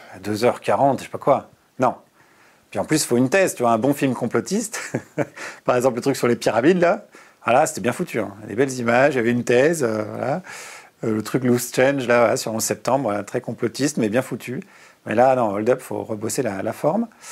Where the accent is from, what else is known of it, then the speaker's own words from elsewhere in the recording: Bourgogne-Franche-Comté, France; also born or lived in Burgundy (near Dijon); Moi, je suis né en Bourgogne, à côté de Dijon, et j'ai grandi en Franche-Comté